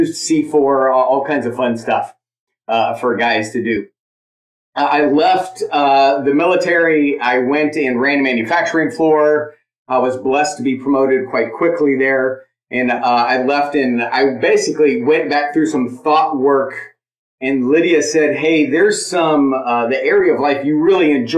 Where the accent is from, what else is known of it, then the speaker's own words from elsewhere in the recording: San Diego, California, United States; moved away; I grew up in South San Diego